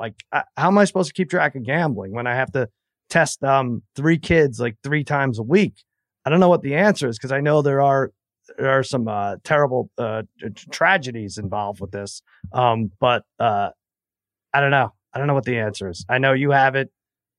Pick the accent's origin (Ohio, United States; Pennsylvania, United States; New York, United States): New York, United States; now in Los Angeles, United States; I'm a New Yorker